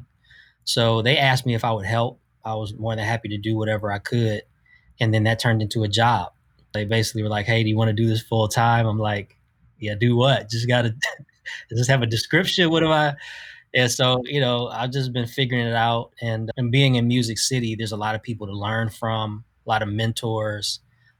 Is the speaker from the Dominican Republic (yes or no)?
no; Detroit, Michigan, United States; moved away as an adult; now in Nashville, United States; I'm a guy from Detroit, Michigan, born and raised.